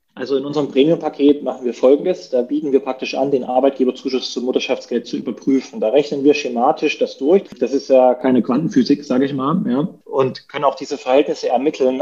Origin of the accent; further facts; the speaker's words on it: Dresden, Saxony, Germany; Ich komme praktisch aus Dresden. Wir, ich wohne hier mit meiner Frau und unseren vier Kindern